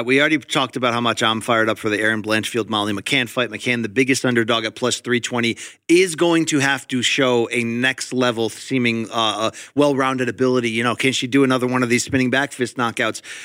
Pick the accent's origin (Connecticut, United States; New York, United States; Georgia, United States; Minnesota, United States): Connecticut, United States; I grew up in Connecticut, factory town